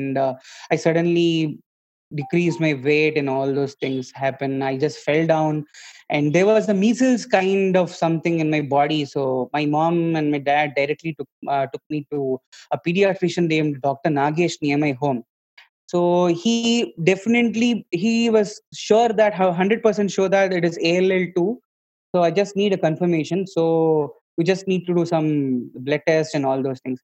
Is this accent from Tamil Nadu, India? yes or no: no; Bangalore, Karnataka, India; moved away; also born or lived in Mysore; So basically I was born in Bangalore